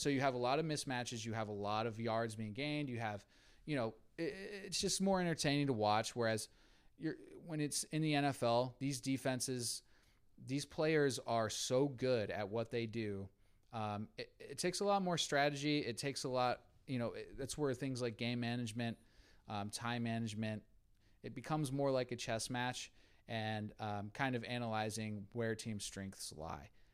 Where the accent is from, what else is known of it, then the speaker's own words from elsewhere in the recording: West Virginia, United States; I am from West Virginia, I was born there